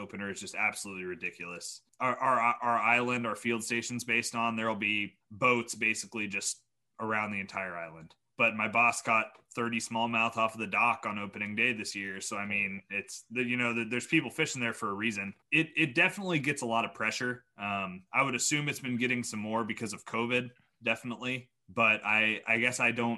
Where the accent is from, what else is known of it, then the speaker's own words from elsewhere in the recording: Kansas, United States; moved away as an adult; also born or lived in Iowa; now in New York, United States; I grew up in Kansas.